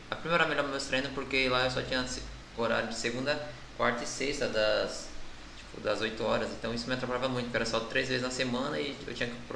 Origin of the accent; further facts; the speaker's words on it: Ferraz de Vasconcelos, São Paulo, Brazil; Aqui de Ferraz mesmo.